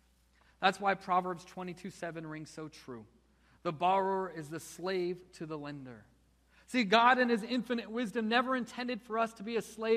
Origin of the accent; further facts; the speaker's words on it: United States; we are so busy as American Christians.